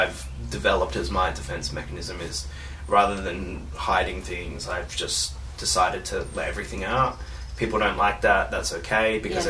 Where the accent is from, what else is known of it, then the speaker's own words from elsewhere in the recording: Australia; That doesn't mean I don't feel like that Australia's home. Australia is obviously home.